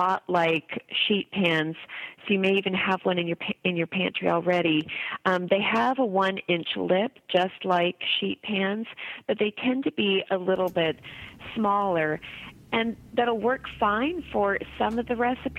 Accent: Berkeley, California, United States; also born or lived in Indiana; I was born in Berkeley.

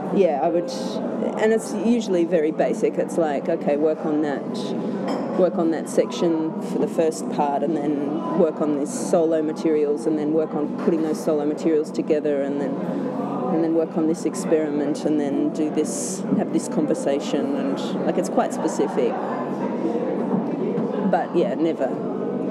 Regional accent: Canada; I grew up in Canada

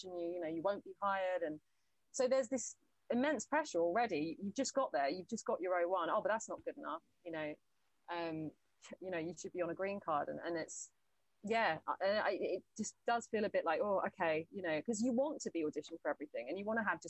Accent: United Kingdom; also born or lived in Los Angeles, United States / Atlanta, United States; I'm just very British. And even my accent in the whole year I was there, I was very like, there wasn't a bit of my accent that changed.

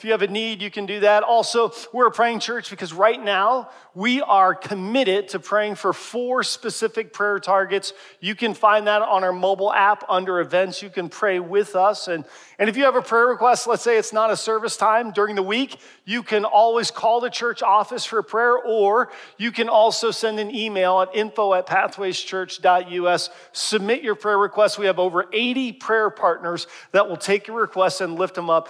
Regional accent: Harrisburg, Pennsylvania, United States; moved away; I was in my hometown, traveled back to Harrisburg, Pennsylvania

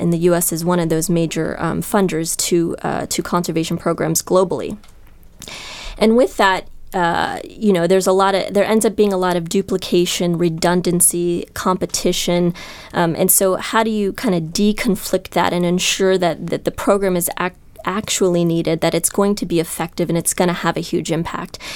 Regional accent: Columbus, Ohio, United States; moved away; I'm from Columbus, Ohio, where Jack Hanna is actually was a role model of mine growing up

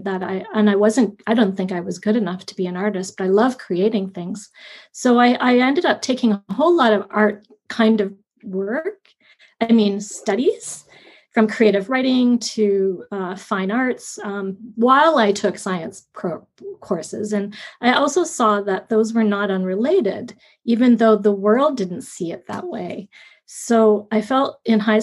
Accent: Fergus, Ontario, Canada; also born or lived in Guelph, Ontario; we moved from Guelph to the country near Laura Fergus, my mom and my stepdad at that point

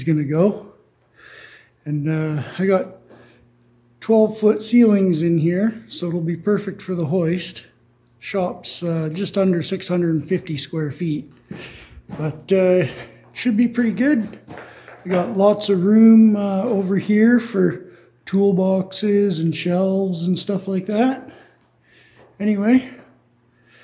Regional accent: British Columbia, Canada; … from BC

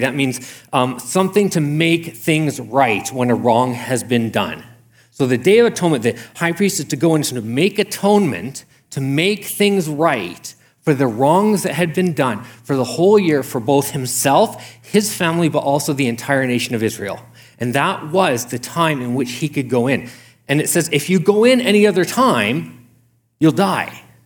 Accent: Canada; I'm a Canadian

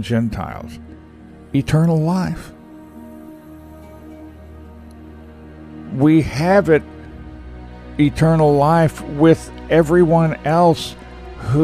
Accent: Texas, United States; I'm a Texan

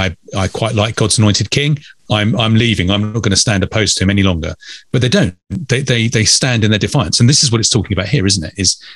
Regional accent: Wales, United Kingdom; we're two Welsh people here

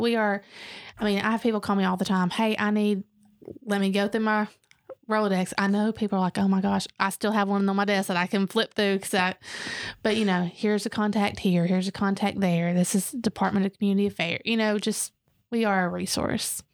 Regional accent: Dalton, Georgia, United States; moved away; now we come back and we're like, "This is great."

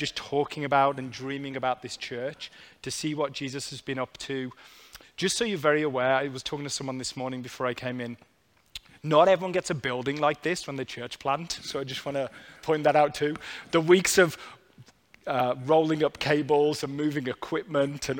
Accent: United Kingdom; moved away; I was back visiting family in the UK

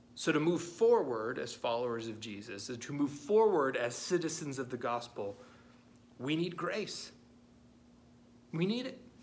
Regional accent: United States; as American Christians

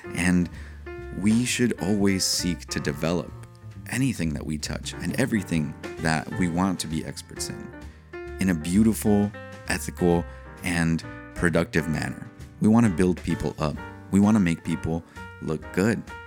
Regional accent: San Diego, California, United States; I'm an American. I was born in San Diego, California

